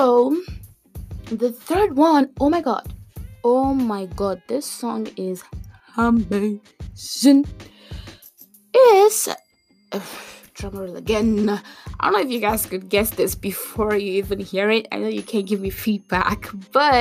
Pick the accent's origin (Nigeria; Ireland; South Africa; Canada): Nigeria; I'm from Nigeria